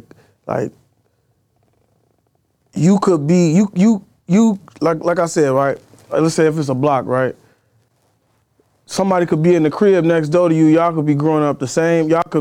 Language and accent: English; Chicago, Illinois, United States; I'm from Austin, like Chicago Avenue Central.